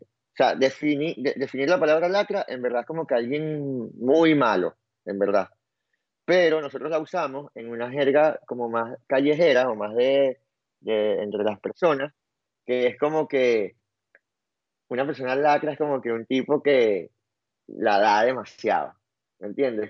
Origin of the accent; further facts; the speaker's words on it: Venezuela; yo soy demasiado venezolano